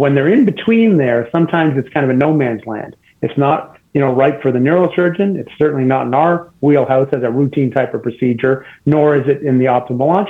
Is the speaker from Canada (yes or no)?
yes; Canada; moved away as an adult; also born or lived in Boston / St. Louis; now in Cleveland, United States; I'm actually Canadian, so I did my med school and residency in Canada